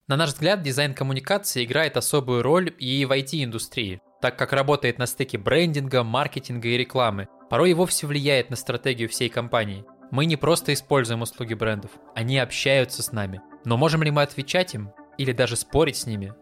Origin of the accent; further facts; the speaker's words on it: Siberia, Russia; Мы с … из Сибири